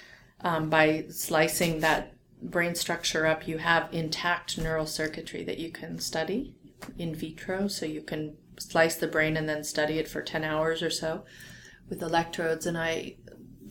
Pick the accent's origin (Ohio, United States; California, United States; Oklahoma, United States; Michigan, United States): California, United States; Orange County; that's where I'm from too